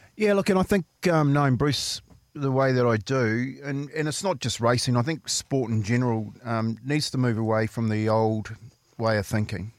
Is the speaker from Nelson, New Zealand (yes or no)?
no; Waitara, Taranaki, New Zealand; my hometown. Yep. So Waitara, we had a we had a rugby club